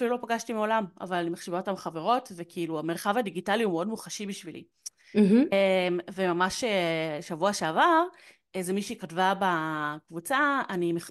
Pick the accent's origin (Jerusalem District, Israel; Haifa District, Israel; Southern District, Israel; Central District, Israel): Central District, Israel; Yehud; אני מיהוד